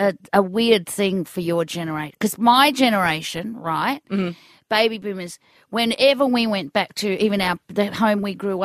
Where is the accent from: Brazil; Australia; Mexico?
Australia; Greensborough, Victoria; the house I grew up in Greensboro